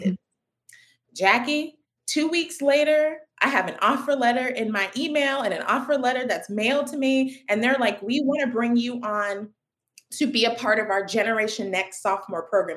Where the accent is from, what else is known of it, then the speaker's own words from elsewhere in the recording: Raleigh, North Carolina, United States; I was born in Raleigh, North Carolina